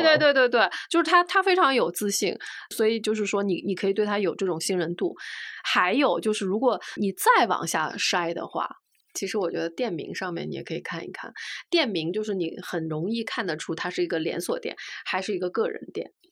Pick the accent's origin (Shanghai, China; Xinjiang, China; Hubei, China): Shanghai, China; now in Beijing, China; 作为一个上海人